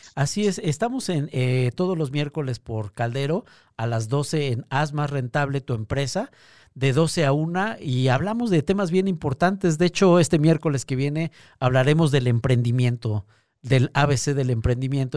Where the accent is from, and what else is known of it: Mexico